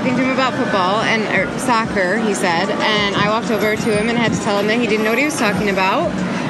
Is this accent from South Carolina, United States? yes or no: no; Detroit, Michigan, United States; I'm from Detroit.